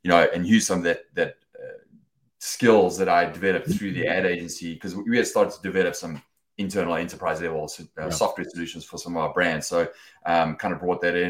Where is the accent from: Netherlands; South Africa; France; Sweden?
South Africa; moved away as an adult; also born or lived in United Kingdom; now in Los Angeles, United States; I was born and raised in South Africa